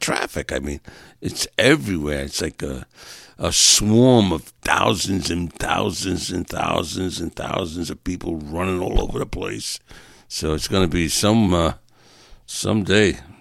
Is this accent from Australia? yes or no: no; New York, United States; moved away; I'm from New York and still a Giants fan, still a Jets fan